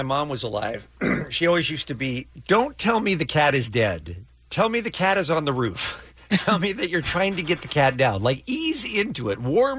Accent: England, United Kingdom; I am a British citizen. I was born in England. I lived in England.

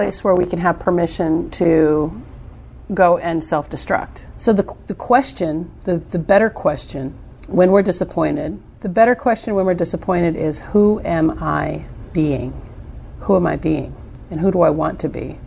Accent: United States

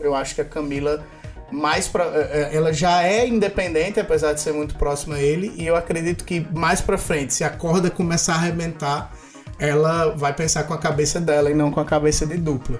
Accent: Northeast Region, Brazil; eu sou nordestino

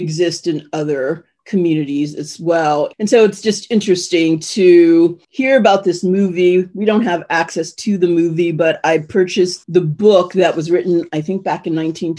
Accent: Ohio, United States; I'm from Ohio, but I have a speech defect.

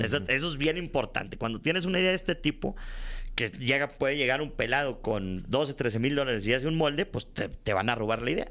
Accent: Monterrey, Nuevo León, Mexico; allá en el norte, en mi tierra, en Monterrey

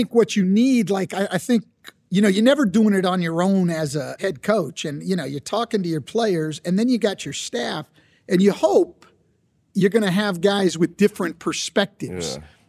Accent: West Coast, United States; I grew up on the West Coast, they called it Superstars Camp.

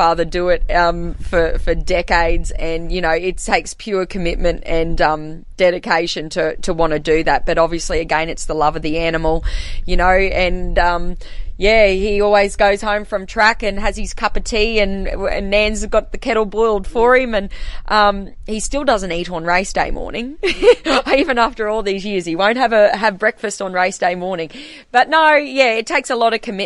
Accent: Blackall, Queensland, Australia; also born or lived in Rockhampton; I grew up here in Blackall, born and bred

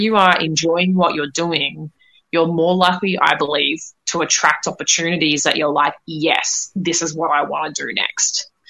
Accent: Australia; now in United States; I'm in the states at the moment. I grew up in Australia

